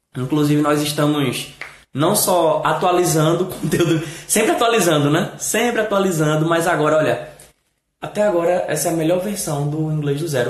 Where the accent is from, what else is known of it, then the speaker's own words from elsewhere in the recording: Brazil; nós brasileiros falamos